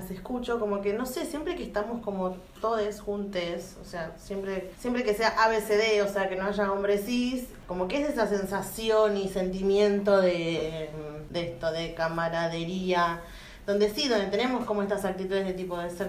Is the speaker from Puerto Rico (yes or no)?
no; Buenos Aires, Argentina; si así es para nosotras que somos porteñas, lo que debe ser volverte del encuentro a Chaco o a Santiago